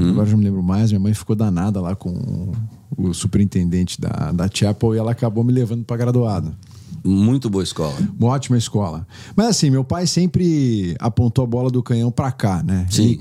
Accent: Caxambu, Minas Gerais, Brazil; also born or lived in New York City; Eu cresci no Brasil. Eu fui pro Brasil, hum. putz, quando eu fui. Eu devia ter pro Brasil, eu ainda era bebê, devia ter uns 3, 4 anos de idade.

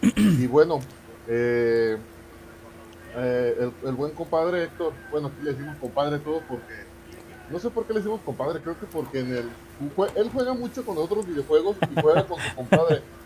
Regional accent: Mexico; como mexicanos

